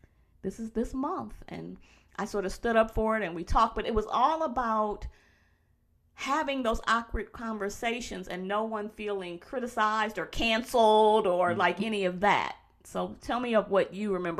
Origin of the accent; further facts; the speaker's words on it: Detroit, Michigan, United States; moved away as an adult; also born or lived in New York; I'm from Detroit, I was in New York